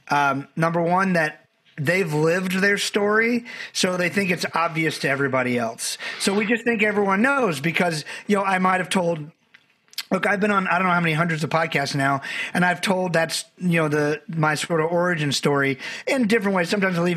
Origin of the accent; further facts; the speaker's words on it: Barbados; I'm from Barbados, had a great family, but we didn't know a lot of people.